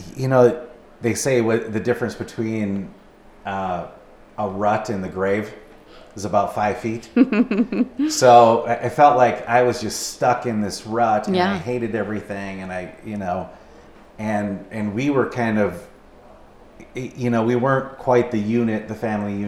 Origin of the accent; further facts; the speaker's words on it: Minnesota, United States; moved away as an adult; now in Pocatello, United States; we're from Minnesota and all of our family is back there